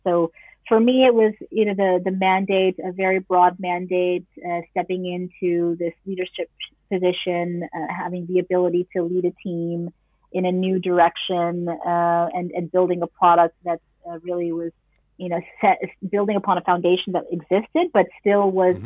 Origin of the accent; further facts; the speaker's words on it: New York City, New York, United States; moved away as an adult; now in Netherlands; I am uh, an expat born and raised in New York City